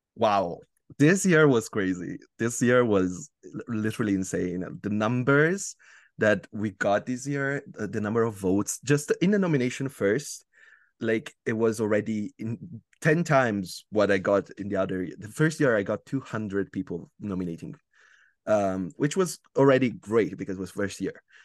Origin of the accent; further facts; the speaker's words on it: Italy; English is a second language; am from Italy